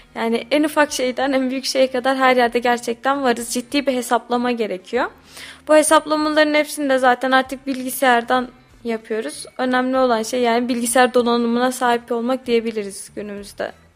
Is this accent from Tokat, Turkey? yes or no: yes; Tokat, Turkey; biz Tokatlıyız